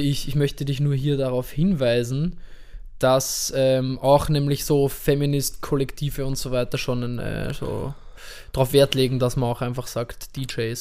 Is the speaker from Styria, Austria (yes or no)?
no; Vienna, Austria; in meinem Fall oder in unserem als Wiener